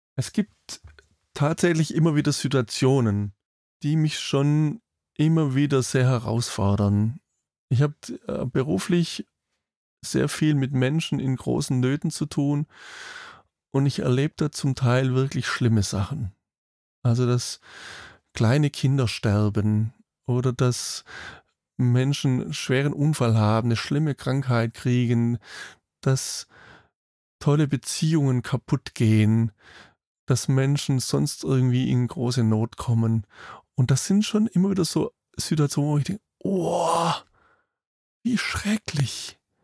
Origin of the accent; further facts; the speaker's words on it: Germany; bei uns in Deutschland